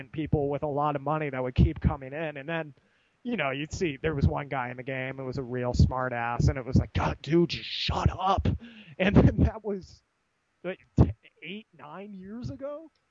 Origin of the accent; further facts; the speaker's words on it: United States; being American